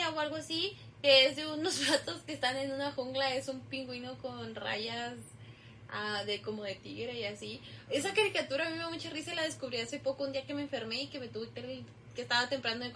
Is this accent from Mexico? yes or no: yes; Mexico; no, pues soy mexicana y pues obviamente no entiendo mucho de lo que de lo que hablan